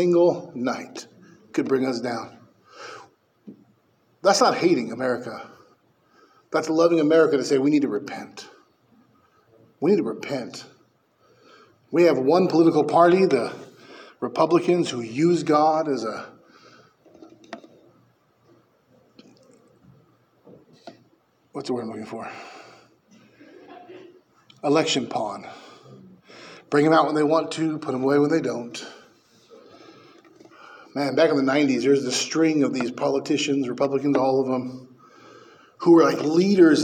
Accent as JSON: {"language": "English", "town": "Bakersfield", "region": "California", "country": "United States", "moved": "yes", "said": "I'm from Bakersfield."}